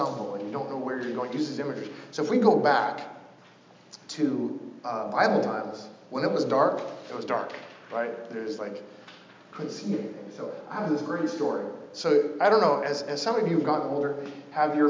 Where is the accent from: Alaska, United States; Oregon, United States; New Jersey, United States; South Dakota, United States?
Oregon, United States; Coos Bay; I'm from a town called Coos Bay, Oregon.